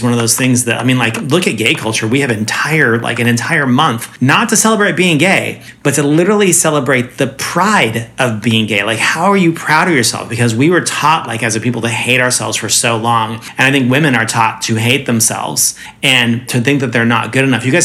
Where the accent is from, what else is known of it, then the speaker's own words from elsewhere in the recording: Boise, Idaho, United States; moved away; I grew up in Boise